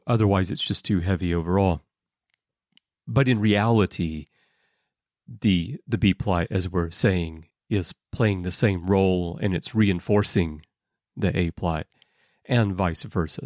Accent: Alabama, United States; moved away as an adult; also born or lived in Russia; now in Japan; I grew up in Alabama

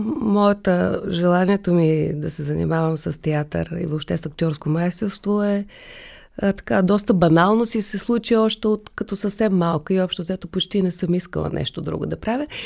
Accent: Sofia, Sofia City, Bulgaria; also born or lived in Kazanlak; че съм родена в София, че живея в София, че трябва да уча в София като дете

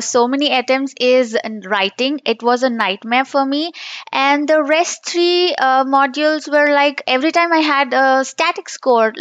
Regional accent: India; English is a second language; now in Hyderabad, India; I'm from India. I'm located in Hyderabad, down south in India

